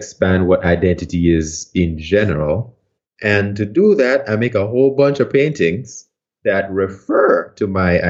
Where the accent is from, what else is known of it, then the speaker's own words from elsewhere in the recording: Port Antonio, Portland, Jamaica; moved away; I'm from Port Antonio in Jamaica, a place called Bound Brook, which is near the town of Port Antonio.